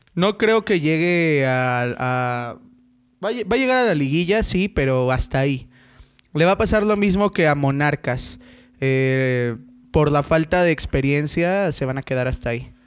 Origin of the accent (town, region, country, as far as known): Mexico City, Mexico